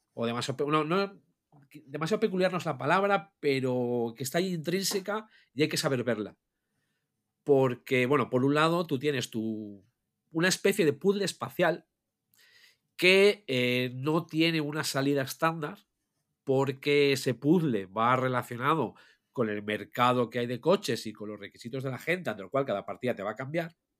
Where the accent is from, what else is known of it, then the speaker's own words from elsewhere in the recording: Asturias, Spain; Somos de Asturias